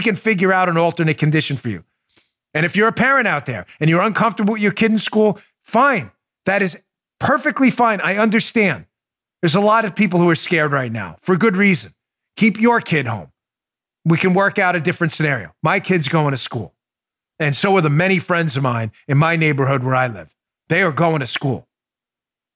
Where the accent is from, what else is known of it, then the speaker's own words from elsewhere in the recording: New York, United States; moved away; I come from New York